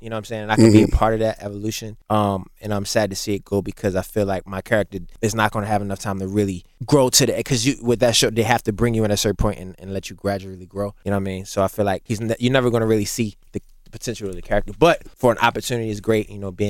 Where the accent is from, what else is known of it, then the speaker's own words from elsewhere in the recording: Baltimore, Maryland, United States; I'm from Baltimore